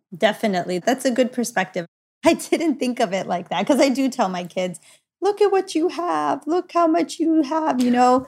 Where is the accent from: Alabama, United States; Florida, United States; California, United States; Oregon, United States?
California, United States; Los Angeles; I was born and raised in Los Angeles.